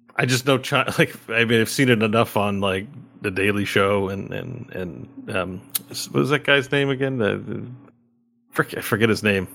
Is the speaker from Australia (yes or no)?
no; Canada; as a Canadian